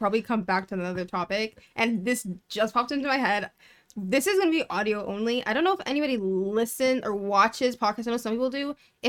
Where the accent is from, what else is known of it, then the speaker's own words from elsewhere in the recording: Toronto, Ontario, Canada; Yeah, we are from the GTA.